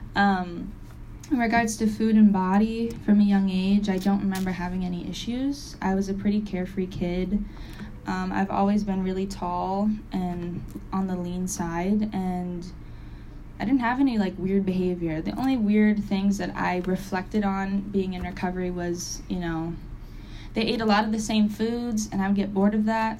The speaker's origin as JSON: {"language": "English", "town": "Springfield", "region": "Massachusetts", "country": "United States", "tie": "born or raised there", "said": "I'm from Massachusetts. I'm from Springfield, Mass, it is a, I was lucky enough to live in the suburbs"}